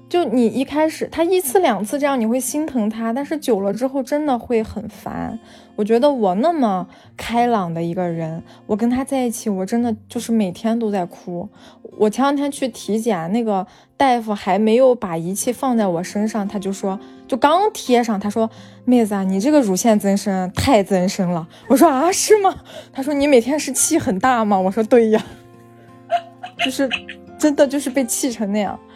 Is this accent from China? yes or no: yes; the Northwest, Northwest China, China; now in Chengdu, China; 我家是西北的